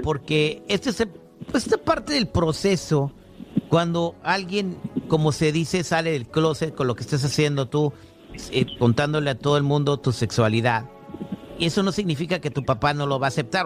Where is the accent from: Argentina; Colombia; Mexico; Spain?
Mexico; also born or lived in United States; aunque nací en Estados Unidos, me crié en México